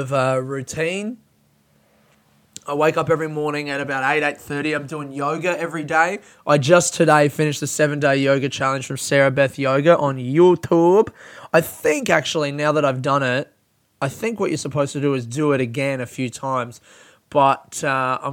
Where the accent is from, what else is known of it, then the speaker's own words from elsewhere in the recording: Australia; our childhood growing up in Australia